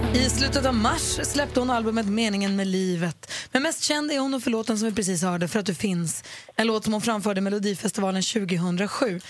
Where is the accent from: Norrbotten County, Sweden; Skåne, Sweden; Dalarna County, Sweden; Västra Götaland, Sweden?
Norrbotten County, Sweden; Luleå; born or raised there